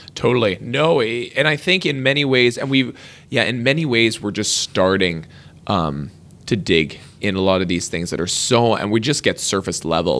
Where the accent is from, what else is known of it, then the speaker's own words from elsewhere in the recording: Lower Mainland, British Columbia, Canada; we are from the Lower Mainland of British Columbia in Canada